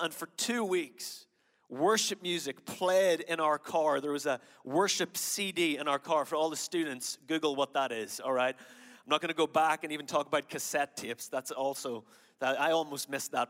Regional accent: Ireland; moved away as an adult; now in United States; I grew up in Ireland with no church background, no understanding of God

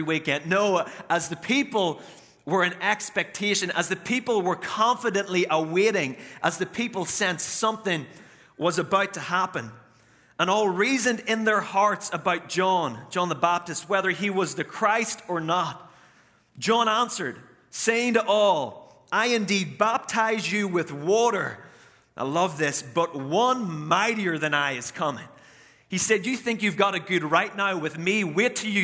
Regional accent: Northern Ireland, United Kingdom; now in United States; I am from Northern Ireland

